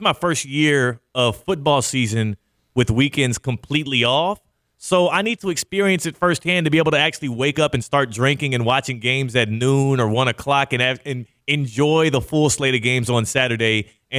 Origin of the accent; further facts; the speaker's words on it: Houston, Texas, United States; I grew up in the Central time zone as well in Houston